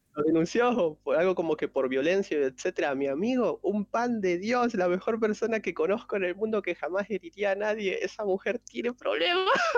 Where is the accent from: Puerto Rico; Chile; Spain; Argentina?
Argentina; yo soy de Argentina